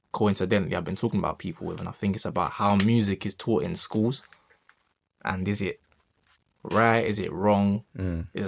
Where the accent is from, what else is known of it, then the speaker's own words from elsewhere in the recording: Dubai, United Arab Emirates; moved away; I wasn't raised in this country and I was born in Dubai